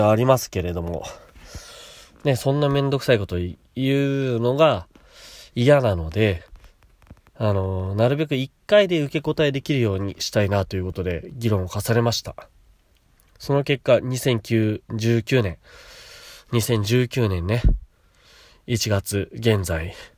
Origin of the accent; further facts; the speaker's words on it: Chiba, Japan; also born or lived in Kashiwa, Chiba; 千葉で、私の父母が家買って、私とのこと育ててくれた